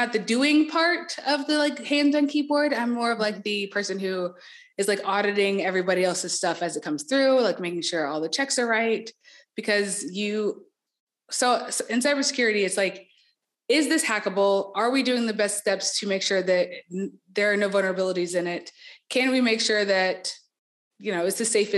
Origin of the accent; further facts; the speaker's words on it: Marietta, Georgia, United States; moved away; I'm from Marietta, Georgia, which is like a small suburb of Atlanta.